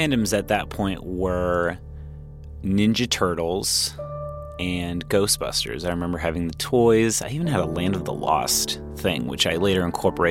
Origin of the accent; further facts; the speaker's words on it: Anaheim, California, United States; I grew up in Anaheim Hills, California, which is a little suburb nook thing off of jutting out of Anaheim, California in Orange County.